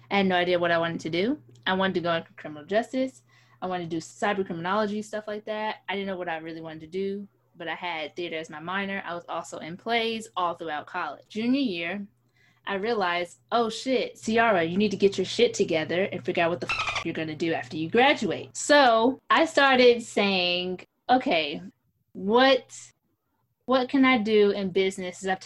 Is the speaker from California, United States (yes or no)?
no; New York City, New York, United States; moved away; back home to where I was born in the Big Apple